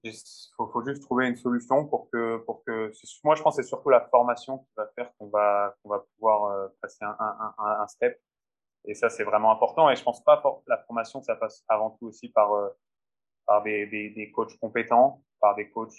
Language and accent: French; France; moved away as an adult; now in Finland; en tant que Français